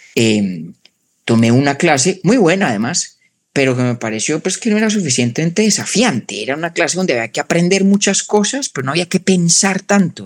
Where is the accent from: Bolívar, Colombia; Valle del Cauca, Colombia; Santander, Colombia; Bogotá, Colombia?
Bogotá, Colombia; moved away as an adult; now in United States; nací en Bogotá, crecí allá